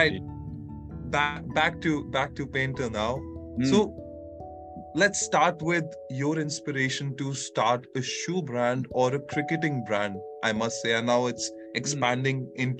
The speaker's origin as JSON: {"language": "English", "town": "New Delhi", "region": "Delhi", "country": "India", "tie": "born or raised there", "said": "being born and brought up in New Delhi in a private school"}